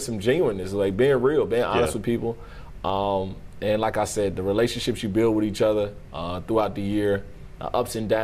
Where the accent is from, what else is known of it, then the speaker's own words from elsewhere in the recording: the South, United States; from the South, we're from the South